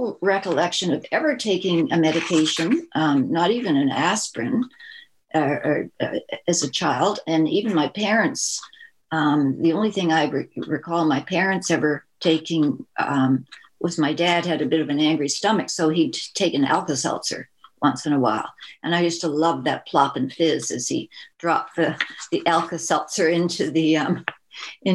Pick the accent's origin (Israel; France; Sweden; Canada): Canada; Toronto, Ontario; I was born and raised in Toronto, Canada